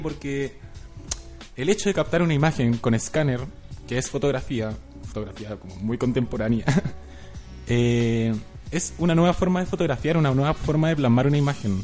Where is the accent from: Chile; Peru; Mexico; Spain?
Chile; nosotros como chilenos que hemos estado acá